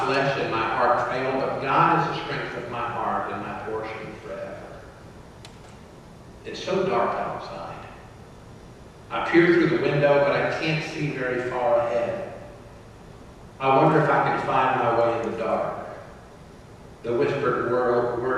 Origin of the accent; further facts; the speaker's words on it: Atlanta, Georgia, United States; As teenagers growing up in Atlanta, we used to go to the Atlanta airport to hang out